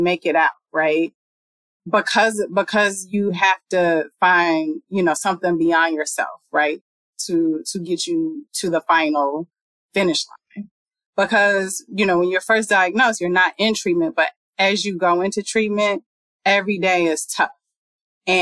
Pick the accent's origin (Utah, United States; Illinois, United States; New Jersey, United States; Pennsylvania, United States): Illinois, United States; Chicago; also born or lived in Harlem, New York; now in New York, United States; I'm originally from Chicago.